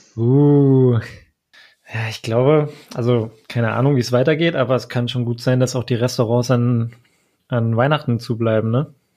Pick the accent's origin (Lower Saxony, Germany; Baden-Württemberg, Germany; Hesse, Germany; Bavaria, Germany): Hesse, Germany; Frankfurt; Ich komme aus Frankfurt